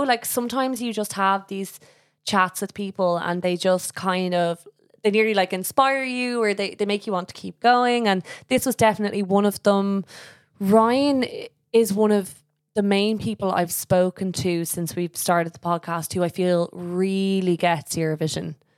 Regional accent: Ireland; as Irish people

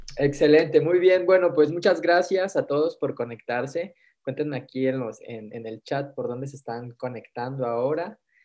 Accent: Mexico; hoy soy mexicano

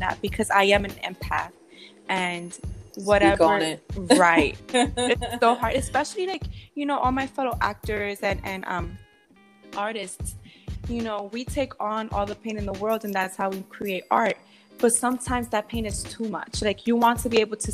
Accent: New York City, New York, United States; moved away as an adult; also born or lived in Caguas, Puerto Rico; now in Los Angeles, United States; born in Caguas, Puerto Rico. But I was raised in the Bronx, New York.

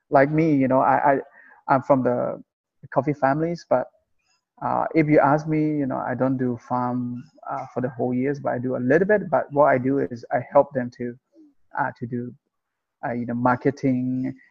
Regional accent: Chiang Rai, Thailand; I'm from Chiang Rai uh, originally

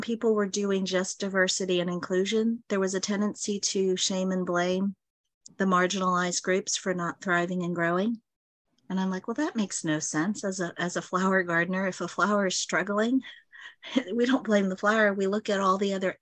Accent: New York City, New York, United States; also born or lived in Dallas, Texas; now in Plano, Texas, United States; I was born in Brooklyn, New York.

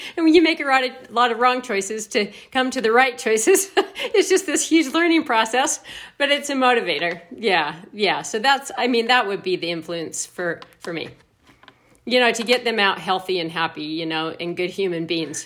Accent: Logan, Utah, United States; also born or lived in Bozeman, Montana; So then I grew up in Cache Valley

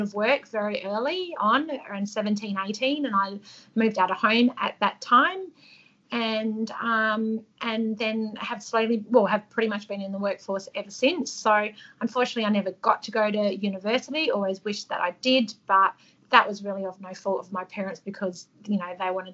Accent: Adelaide, South Australia, Australia; now in Northern Territory, Australia; I was born in Adelaide in 1976

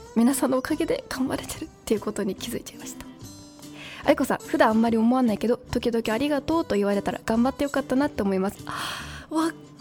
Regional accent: Saitama, Japan; 私も埼玉県民だし

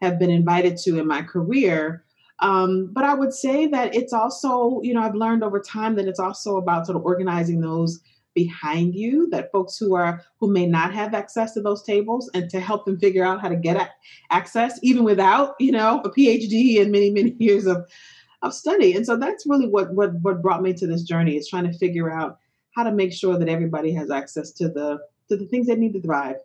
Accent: Detroit, Michigan, United States; growing up in Detroit, Michigan

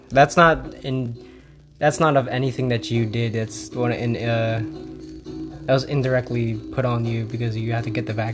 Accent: Philippines; Filipino. I get shit on all the time by my family members

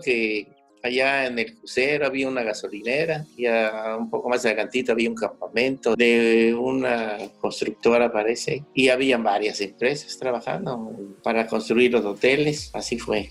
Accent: Valladolid, Yucatán, Mexico; moved away as an adult; now in Cancún, Mexico; Nosotros somos de Valladolid, Yucatán

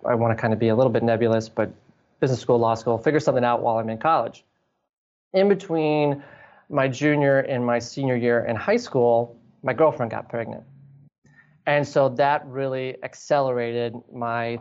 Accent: Green Bay, Wisconsin, United States; growing up in Green Bay, everything's within a few miles of Lambeau Field

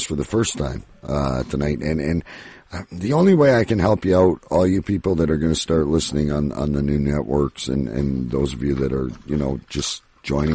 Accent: Ontario, Canada; I'm from Ontario, Canada.

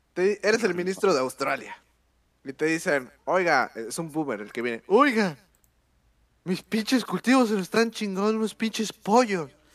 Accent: Mexico; nosotros como mexicanos

